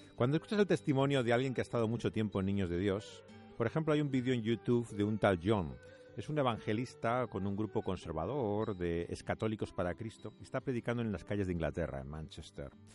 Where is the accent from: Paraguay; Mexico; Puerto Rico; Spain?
Spain; como español